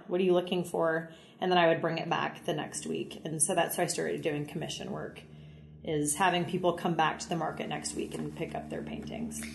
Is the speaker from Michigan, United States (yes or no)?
no; Central Missouri, United States; born and raised in Central Missouri on a farm